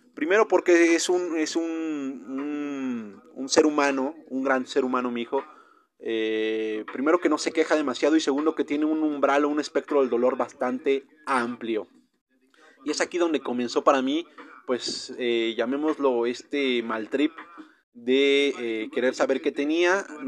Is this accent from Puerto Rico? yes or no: no; Mexico; yo como buen mexicano